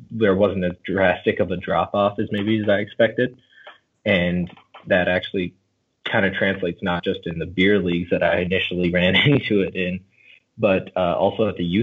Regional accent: Minnesota, United States; now in North Carolina, United States; I grew up in Minnesota

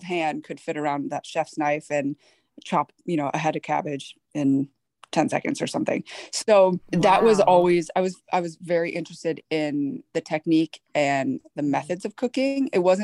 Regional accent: Michigan, United States; also born or lived in Seoul, South Korea; born in Seoul, South Korea. I was adopted at 4 months old. I was raised in Michigan

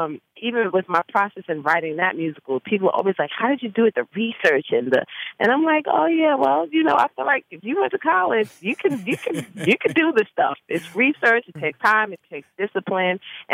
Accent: Bronx, New York, United States; born or raised there

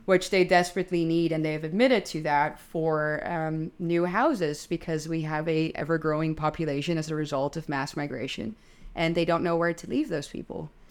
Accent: Netherlands; I'm twenty-seven, I'm Dutch

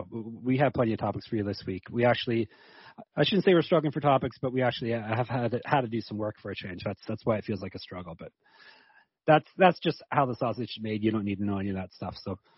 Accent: Canada; I'm Canadian, so I'm into the Trailer Park Boys.

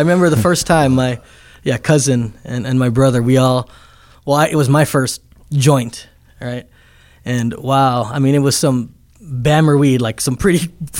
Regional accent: Downey, California, United States; also born or lived in Luanshya, Zambia / Fontana, California; then we moved from Downey to Fontana.

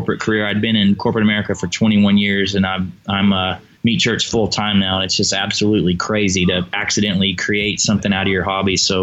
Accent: Tennessee, United States; now in Texas, United States; I was born in Tennessee and grew up on pork

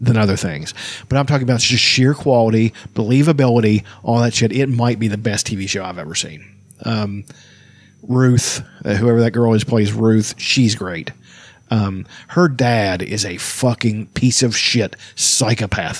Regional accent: Appalachia, United States; I'm from Appalachia

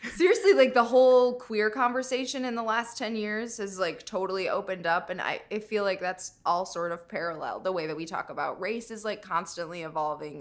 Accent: Minnesota, United States; moved away; I'm from Minnesota

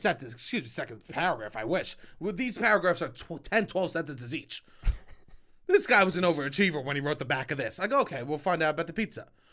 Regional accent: New York, United States; I'm from New York. I grew up on pizza

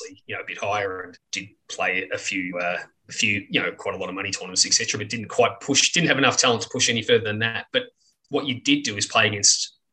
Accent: Ballarat, Victoria, Australia; I grew up in Ballarat, about an hour and a half, I suppose, from Melbourne

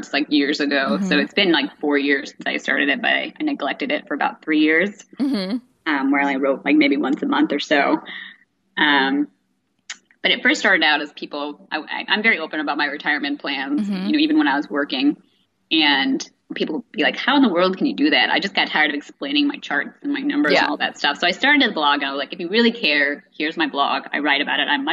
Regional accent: India; I'm from India

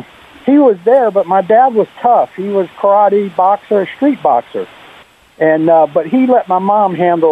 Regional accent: Bridgeport, Connecticut, United States; moved away; No, I grew up in Bridgeport, Connecticut, in the project.

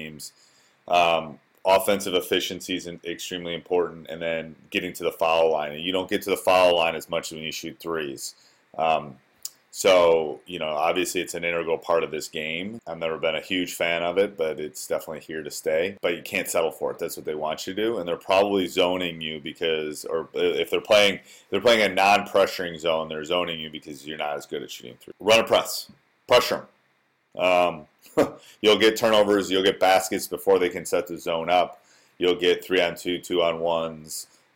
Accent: Wisconsin, United States; born or raised there

